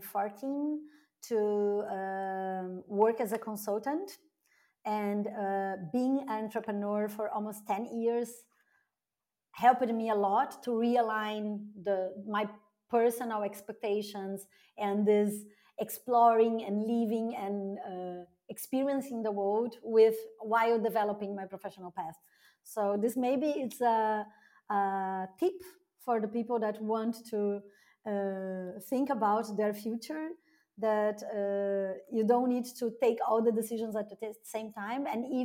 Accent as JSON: {"language": "English", "region": "South Region", "country": "Brazil", "tie": "born or raised there", "also_born_or_lived": "Rio de Janeiro, Brazil", "moved": "as an adult", "lives_now": "Berlin, Germany", "said": "my hometown in Brazil, it's considered a small town and it's 250,000 inhabitants."}